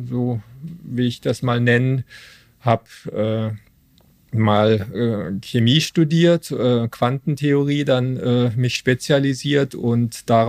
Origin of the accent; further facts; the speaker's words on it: Stuttgart, Baden-Württemberg, Germany; now in Cologne, Germany; Ich bin aber schon seit äh, 23 Jahren hier und äh, komme ursprünglich aus Stuttgart.